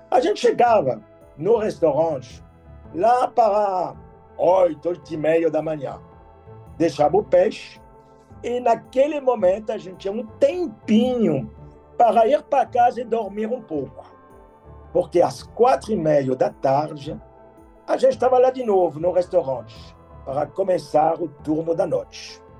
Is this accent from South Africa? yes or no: no; France; Portuguese is a second language; moved away as an adult; now in Rio de Janeiro, Brazil; Eu cheguei no Rio em 1979, com 23 anos de idade. Eu não falava nada de português. Mas o Brasil era como um sonho tropical, sinônimo para mim de sol, Pelé, futebol, mulher bonita, caipirinha e praia.